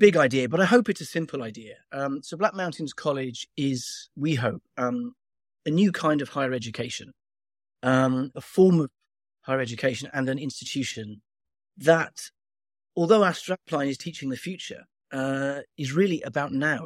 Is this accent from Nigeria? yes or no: no; Wales, United Kingdom; I'm from Wales